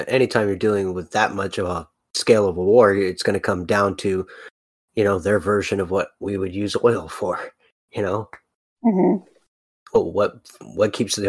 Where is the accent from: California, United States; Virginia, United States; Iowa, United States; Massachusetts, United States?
California, United States; Sorry, I'm a Californian.